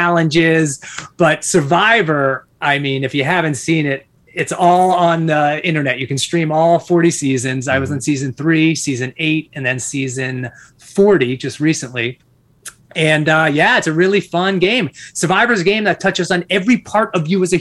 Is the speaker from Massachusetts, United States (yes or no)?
yes; Massachusetts, United States; born and raised in Massachusetts